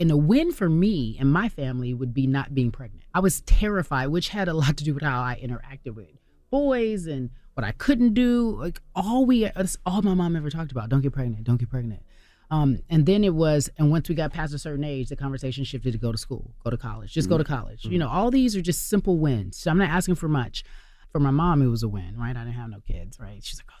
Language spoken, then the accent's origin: English; Pasadena, California, United States; So, I grew up in Pasadena, right? Mm-hmm.